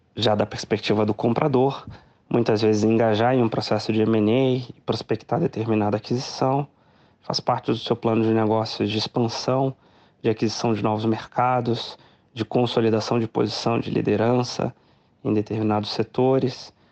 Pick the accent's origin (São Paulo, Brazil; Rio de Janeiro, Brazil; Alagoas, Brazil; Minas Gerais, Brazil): Minas Gerais, Brazil; como bom mineiro